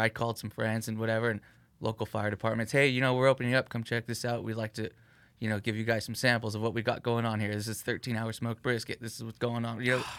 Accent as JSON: {"language": "English", "town": "Whittier", "region": "California", "country": "United States", "tie": "born or raised there", "said": "I grew up in the Whittier area, like pretty close to it, but played ball on Pico, had friends on one side of town, and then went to high school on another side of town"}